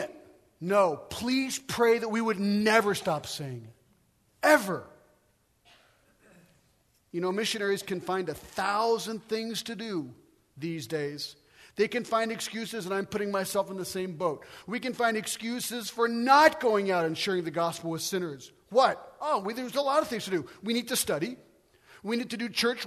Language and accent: English; United States; moved away as an adult; now in France; I'm an American